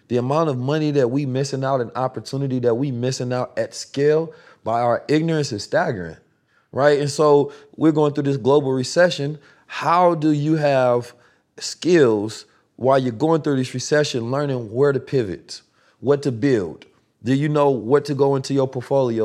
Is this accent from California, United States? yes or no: yes; Oakland, California, United States; also born or lived in St. Louis; I grew up in Oakland, California